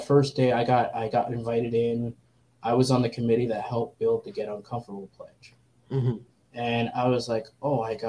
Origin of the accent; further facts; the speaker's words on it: Canada; as a Canadian